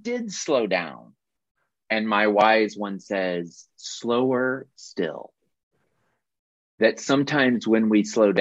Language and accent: English; Carbondale, Illinois, United States; Jill, who joins us frequently here, and I grew up in Carbondale, Illinois